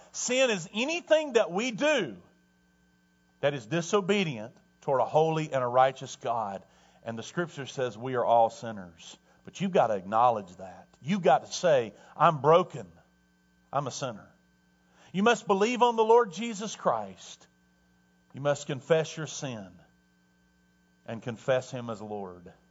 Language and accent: English; Tornado Alley, United States; moved away; I grew up in Tornado Alley